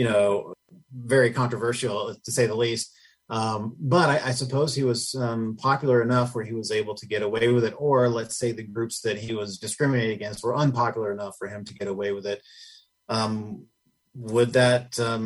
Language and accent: English; Tennessee, United States; moved away; I'm from Tennessee originally